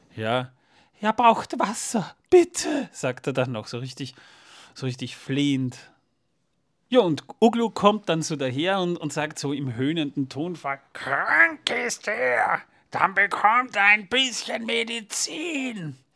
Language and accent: German; Austria; bei uns in Österreich